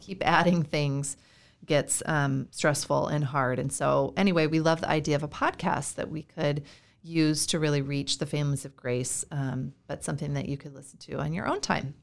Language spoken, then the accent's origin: English; Iowa, United States; moved away as an adult; also born or lived in California / Florida / North Carolina; now in Minnesota, United States; I'm from Iowa. Uh, I was born and raised there